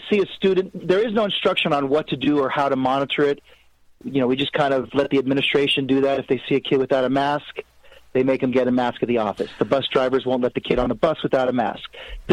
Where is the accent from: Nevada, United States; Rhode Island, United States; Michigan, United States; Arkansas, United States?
Nevada, United States; Las Vegas; I'm from Vegas